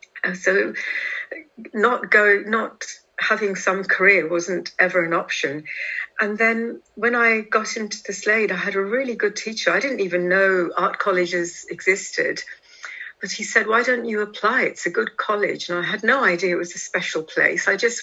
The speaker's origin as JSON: {"language": "English", "country": "India", "lives_now": "London, United Kingdom", "said": "You know, trying to assert myself as an Indian wasn't really on my mind."}